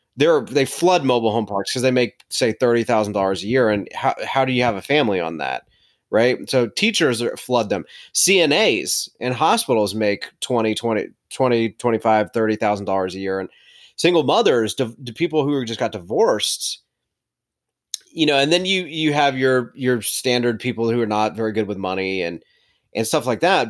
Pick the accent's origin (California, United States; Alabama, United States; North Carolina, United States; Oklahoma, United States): North Carolina, United States; Charlotte; also born or lived in Winston-Salem, North Carolina; we're from Charlotte